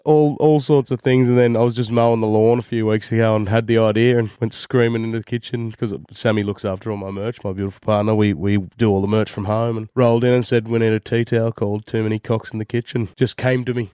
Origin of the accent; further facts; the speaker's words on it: Jindabyne, New South Wales, Australia; moved away; also born or lived in Wagga Wagga; Grew up in Jindabyne. Yep, that's my hometown